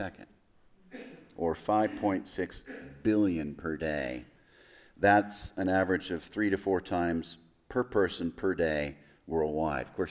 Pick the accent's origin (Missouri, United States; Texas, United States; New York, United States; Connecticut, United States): Texas, United States; El Paso; I was born in El Paso